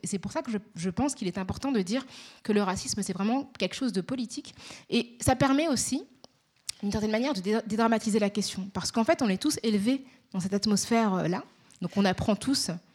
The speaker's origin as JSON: {"language": "French", "town": "Paris", "region": "Île-de-France", "country": "France", "tie": "born or raised there", "accent": "Parisian", "said": "je suis née à Paris. J'ai grandi dans, dans l'est parisien"}